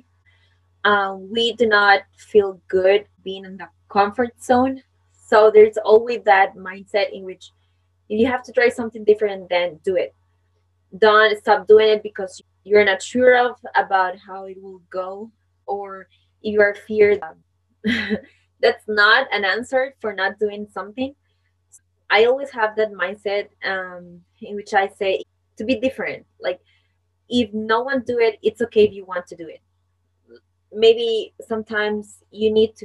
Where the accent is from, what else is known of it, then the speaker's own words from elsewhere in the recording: Costa Rica; first language Spanish; English is a second language; I am from Costa Rica. I'm a Latin woman. My native language is Spanish.